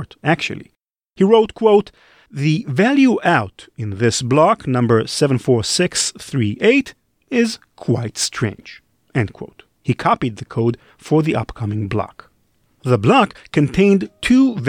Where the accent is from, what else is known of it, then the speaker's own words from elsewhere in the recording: Israel; I'm from Israel